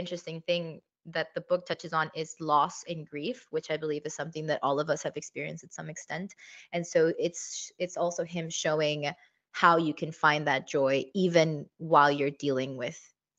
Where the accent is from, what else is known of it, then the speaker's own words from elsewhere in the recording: Cyprus; I also love Greek mythology since I grew up in Cyprus.